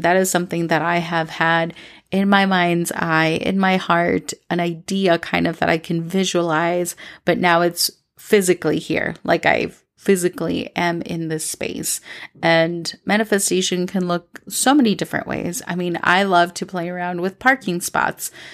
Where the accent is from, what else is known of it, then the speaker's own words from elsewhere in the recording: Minnesota, United States; also born or lived in New York City / Los Angeles; now in Medellín, Colombia; when I moved to Minnesota from May to June when I was younger, when I was seven, I have always wanted to come back and live here